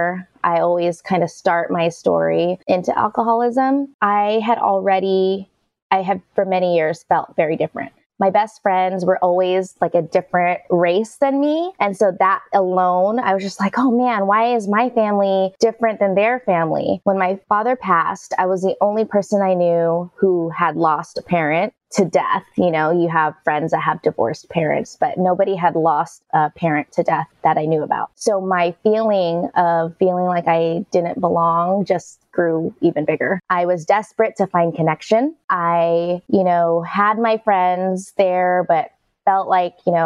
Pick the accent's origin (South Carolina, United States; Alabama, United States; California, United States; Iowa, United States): California, United States; Bay Area; I grew up in the Bay Area, California, to two immigrant parents